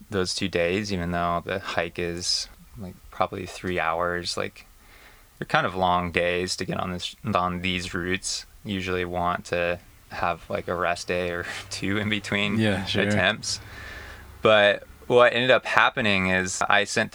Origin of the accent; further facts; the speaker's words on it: Midwest, United States; moved away; I grew up in the Midwest